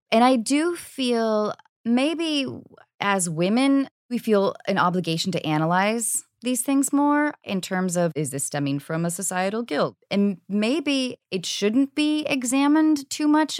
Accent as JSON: {"language": "English", "country": "United States", "said": "being an American woman"}